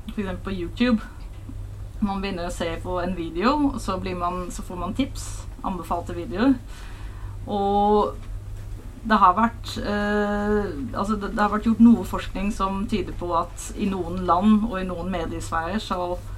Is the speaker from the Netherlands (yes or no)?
yes; Hilversum, North Holland, Netherlands; Norwegian is a second language; moved away as an adult; now in Norway; Jeg er fra Nederland